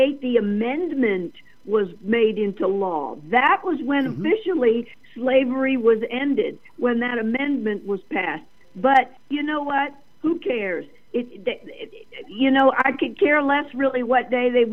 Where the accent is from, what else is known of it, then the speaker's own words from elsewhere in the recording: Norfolk, Virginia, United States; also born or lived in Germany; But I can remember being raised up in Norfolk, Virginia, which, you know, is Virginia. I came over when I was 8 from Germany, and the Hampton Roads area I was raised in.